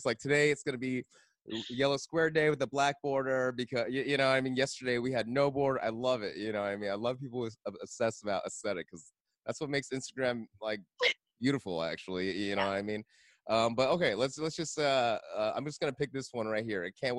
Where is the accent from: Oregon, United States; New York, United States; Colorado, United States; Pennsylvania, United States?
New York, United States; I mean, as a New Yorker